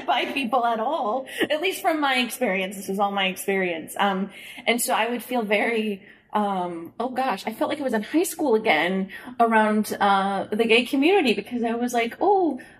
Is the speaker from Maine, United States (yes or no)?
no; Springfield, Illinois, United States; moved away; also born or lived in Chicago; I'm from Springfield, Illinois